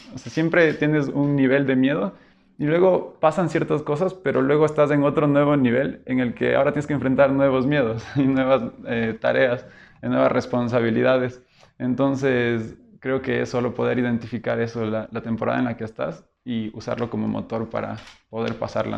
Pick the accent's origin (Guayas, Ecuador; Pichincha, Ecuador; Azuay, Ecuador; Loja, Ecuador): Loja, Ecuador; also born or lived in Quito, Ecuador; venir de Quito, soy quiteño, y a los 10 años ir a vivir en Loja